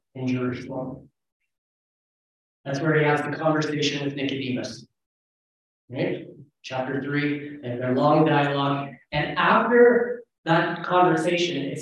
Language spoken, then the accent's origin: English; Canada; I'm Canadian